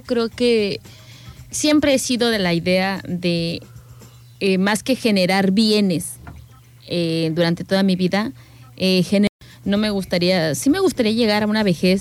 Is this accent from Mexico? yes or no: yes; Querétaro, Mexico; also born or lived in Guanajuato; now in Manzanillo, Mexico; yo soy de, del estado de Querétaro, pero pues ahora sí que para mí mi, mi, ciudad o mi pueblo fue siempre Guanajuato.